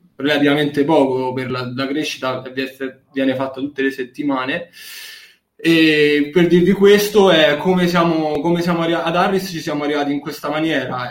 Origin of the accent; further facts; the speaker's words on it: Bracciano, Lazio, Italy; Sono di Bracciano, che è un paesino a nord di Roma, facevo su e giù perché non, all'epoca non stavo in foresteria.